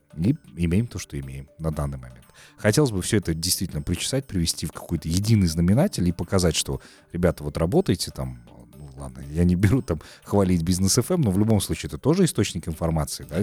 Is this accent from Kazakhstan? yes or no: yes; Kazakhstan; действительно мы с тобой казахи